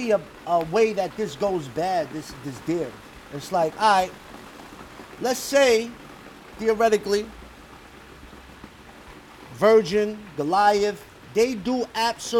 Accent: New York City, New York, United States; I'm a New Yorker

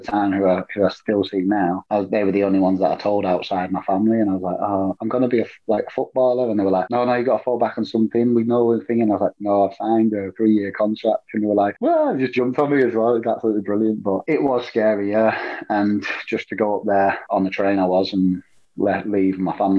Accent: Flookburgh, North West England, United Kingdom; also born or lived in Barrow-in-Furness; I was born in Barrow. I grew up pretty much in Flukeborough, though, Grange, Shorver Sands, Flukeborough area.

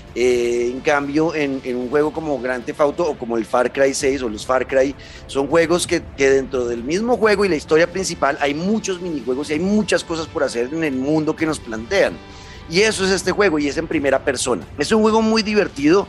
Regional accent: Colombia; yo como colombiano

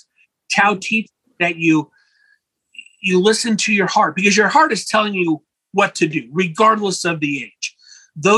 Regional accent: Los Angeles, California, United States; also born or lived in Imperial Valley, California; When I was a boy growing up in Los Angeles

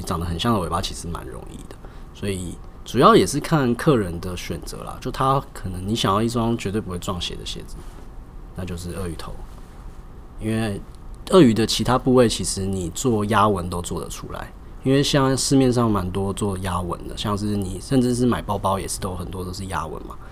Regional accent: Zhongshan North Road, Taipei, Taiwan; 毕竟我是八十年代出生的，对。那我们鞋店其实一开始是开在中山北路一段，那大概好像是七十年的时候就开在那边了

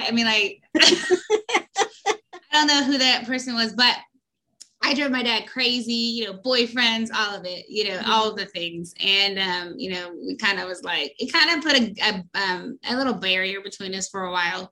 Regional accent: Virginia, United States; I grew up actually in Virginia, West Virginia and Virginia. I grew up on the East Coast

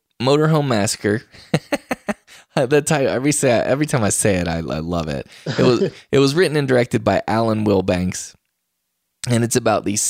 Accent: West Virginia, United States; moved away; I hail from West Virginia

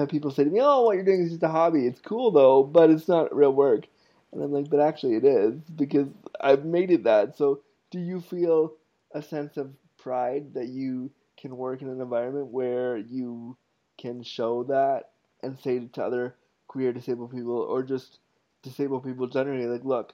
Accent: United States; now in Canada; I was born in the States

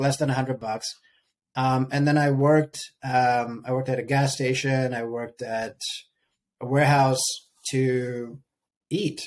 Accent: Sierra Leone; moved away as an adult; also born or lived in Ukraine; now in United States; I lived there till I was 7 and a half, almost 8. Moved to Sierra Leone

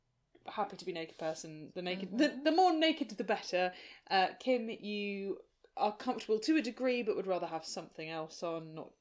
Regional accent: Scotland, United Kingdom; I'm Scottish

